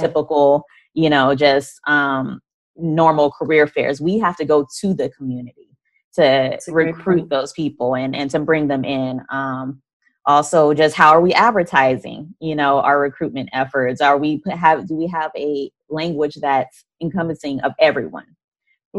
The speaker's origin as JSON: {"language": "English", "region": "Arizona", "country": "United States", "said": "I'm from Arizona"}